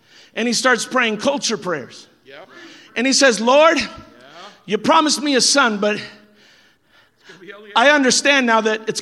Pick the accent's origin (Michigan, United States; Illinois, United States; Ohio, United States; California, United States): California, United States; I'm from California.